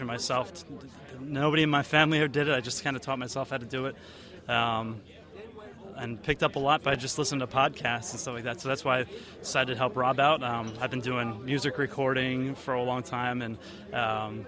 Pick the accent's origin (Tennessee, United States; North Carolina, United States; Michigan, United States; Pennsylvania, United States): Pennsylvania, United States; Bethlehem; I'm from Bethlehem, Pennsylvania